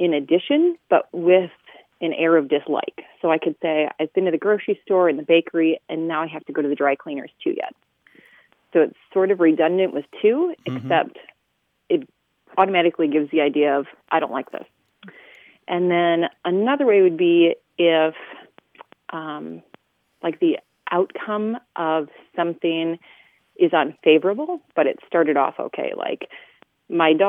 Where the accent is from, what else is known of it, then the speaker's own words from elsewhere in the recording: South Central Minnesota, United States; now in Toledo, United States; I'm originally from South Central Minnesota